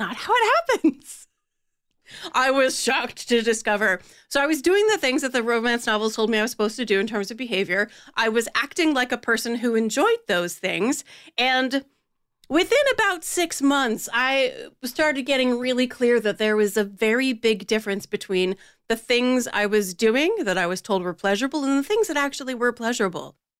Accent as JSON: {"language": "English", "region": "Delaware", "country": "United States", "tie": "born or raised there", "said": "Born and raised in Delaware"}